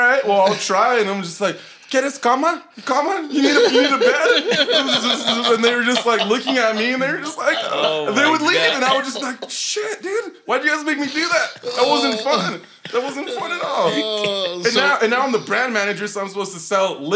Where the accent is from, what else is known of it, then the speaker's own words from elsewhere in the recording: Belen, New Mexico, United States; also born or lived in Albuquerque, New Mexico; now in Los Lunas, United States; I'm from Belen, New Mexico. Grew up in Belen, moved to Albuquerque, lived there for like 10 years